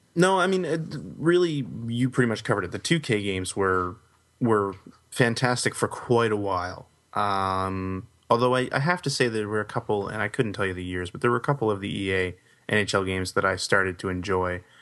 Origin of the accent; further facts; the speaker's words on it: Canada; growing up in Canada